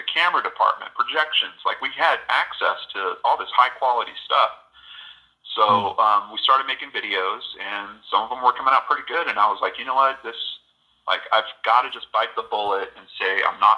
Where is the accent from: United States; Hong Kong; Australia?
United States; Southern California; growing up in Southern California